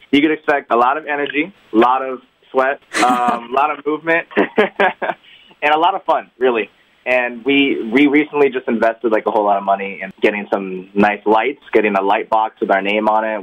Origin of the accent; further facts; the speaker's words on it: Homestead, Florida, United States; We're actually from Homestead